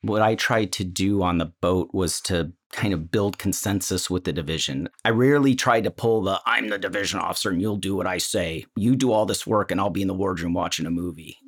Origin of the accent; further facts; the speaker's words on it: Northville, Michigan, United States; I grew up outside of Ann Arbor, a suburb of Detroit called Northville